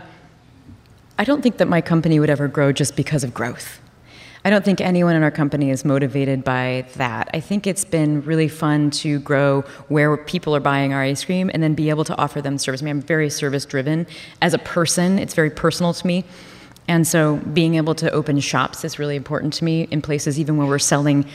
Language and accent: English; Columbus, Ohio, United States; I'm from Columbus, Ohio